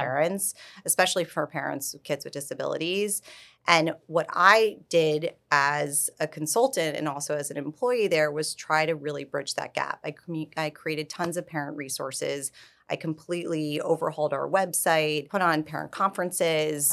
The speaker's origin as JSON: {"language": "English", "region": "New York", "country": "United States", "tie": "born or raised there", "also_born_or_lived": "Florida", "moved": "as an adult", "lives_now": "Palm Beach, United States", "said": "I'm born and raised in New York, and I very much thought I was a lifelong New Yorker"}